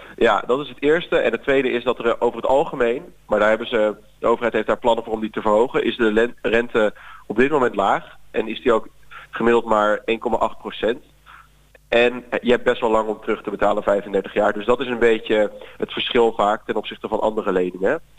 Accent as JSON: {"language": "Dutch", "region": "Zeeland", "country": "Netherlands", "tie": "born or raised there", "also_born_or_lived": "Leiden", "moved": "as an adult", "said": "Ik ben opgegroeid in Zeeland"}